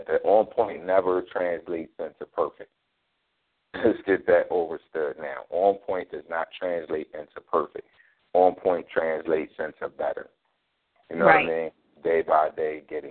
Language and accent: English; Philadelphia, Pennsylvania, United States; born and raised in North Philly just like yourself, went to school in North Philly